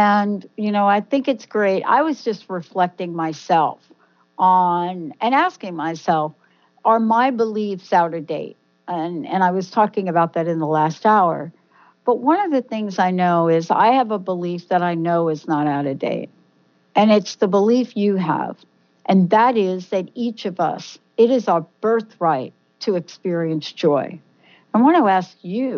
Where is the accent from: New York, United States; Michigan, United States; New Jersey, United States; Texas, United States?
New York, United States; I'm from New York